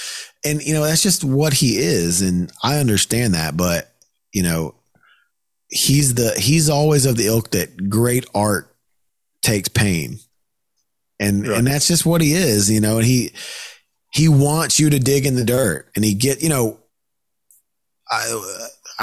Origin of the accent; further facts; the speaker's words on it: the South, United States; I'm from the South